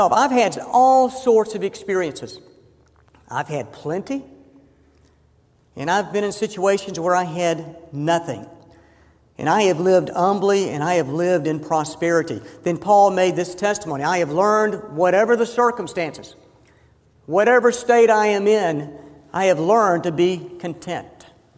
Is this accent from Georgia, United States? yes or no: yes; Georgia, United States; moved away as an adult; also born or lived in Fort Worth, Texas / Indianapolis, Indiana; this Georgia boy doing up here in all these northern cities?